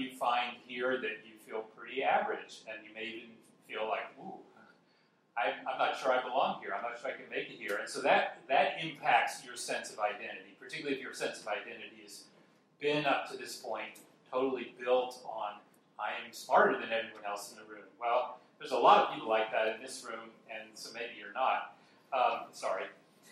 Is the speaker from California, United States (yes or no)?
no; Dallas, Texas, United States; I'm originally born and raised in Dallas, Texas, so I could say I'm a Texan.